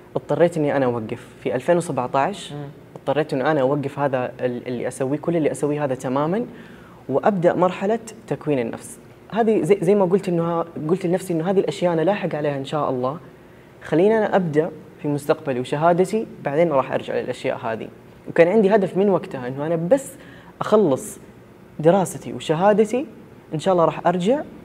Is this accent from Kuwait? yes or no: no; Saudi Arabia; انا شخص سعودي والدوري السعودي عندنا هنا